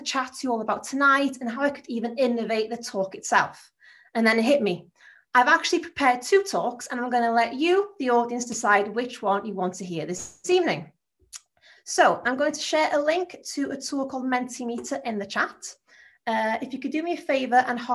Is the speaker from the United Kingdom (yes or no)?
yes; Anglesey, North Wales, United Kingdom; accent: Anglesey, North Wales; my accent is from a place called Anglesey in North Wales.